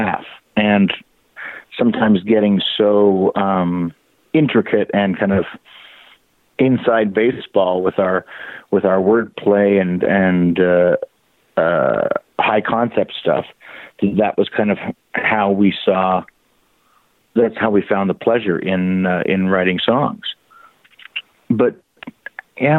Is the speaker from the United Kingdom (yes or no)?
no; Canada; moved away as an adult; now in United States; I live in the States, but I'm being Canadian. I work all the time in Canada, and that's where my kids are and my parents are